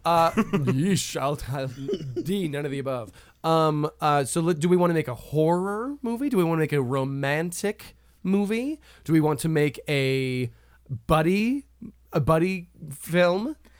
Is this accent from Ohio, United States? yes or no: no; Colorado, United States; growing up in Colorado